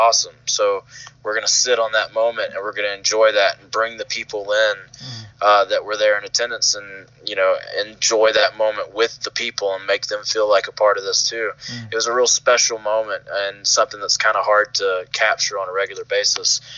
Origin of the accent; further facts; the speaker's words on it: Columbia, South Carolina, United States; my hometown crowd in the building where I saw wrestling for the first time as a kid